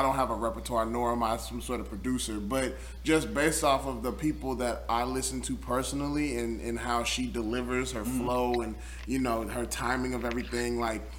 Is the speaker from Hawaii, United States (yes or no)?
no; Stone Mountain, Georgia, United States; I always say I'm from Stone Mountain. I'm proud of saying I'm from Stone Mountain.